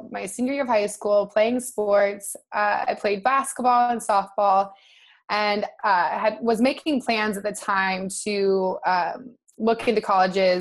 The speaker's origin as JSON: {"language": "English", "region": "Nebraska", "country": "United States", "moved": "yes", "lives_now": "Santa Monica, United States", "said": "I'm from Nebraska originally."}